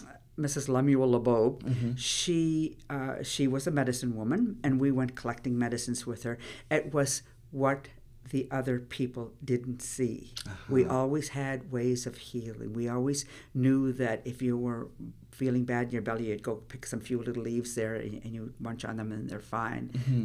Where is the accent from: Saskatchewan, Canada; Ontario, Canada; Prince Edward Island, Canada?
Prince Edward Island, Canada; Lennox Island; I'm originally from Lennox Island. I was born there.